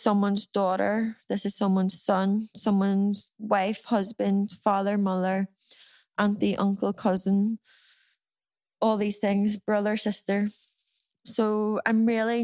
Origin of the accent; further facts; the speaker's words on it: Ireland; we as Irish people